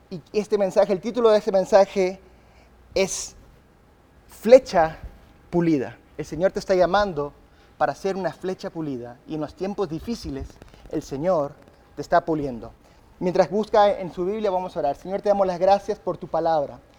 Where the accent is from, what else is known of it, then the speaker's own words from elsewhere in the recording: England, United Kingdom; born there; yo nací en Inglaterra. Mis padres eran misioneros de Inglaterra, mis padres son tan ingleses eh, que si me cortas no hay sangre, hay té, ¿verdad?